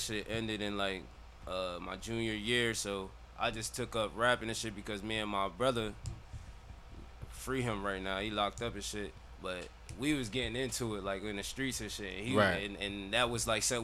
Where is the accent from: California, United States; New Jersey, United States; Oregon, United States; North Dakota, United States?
New Jersey, United States; Trenton; I'm from Trenton